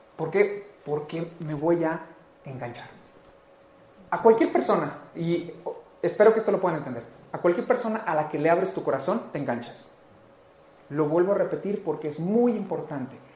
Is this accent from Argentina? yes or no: no; Mexico; Como cultura mexicana, como cultura latina